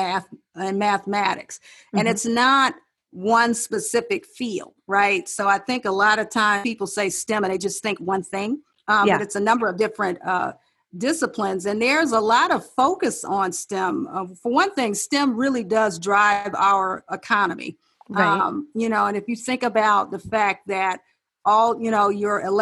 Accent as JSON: {"language": "English", "town": "Detroit", "region": "Michigan", "country": "United States", "tie": "born or raised there", "also_born_or_lived": "Ohio / South Carolina", "moved": "as an adult", "said": "my hometown of Detroit"}